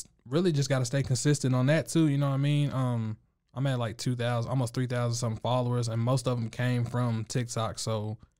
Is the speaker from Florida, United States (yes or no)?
no; Waco, Texas, United States; also born or lived in California / Missouri / New Jersey; I grew up here in Waco, Texas, but I moved around a lot. My brother was in the military, so I spent some time living in California, Missouri. My mom's from Jersey. I grew up in Jersey also.